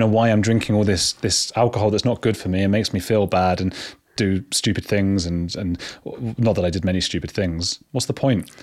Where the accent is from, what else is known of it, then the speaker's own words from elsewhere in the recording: England, United Kingdom; I'm English